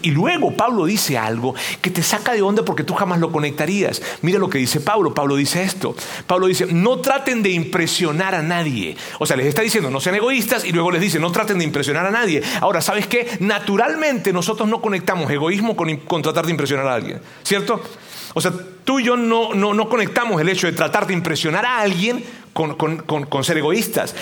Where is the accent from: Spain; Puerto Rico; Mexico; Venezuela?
Venezuela; moved away; mi tierra, en Venezuela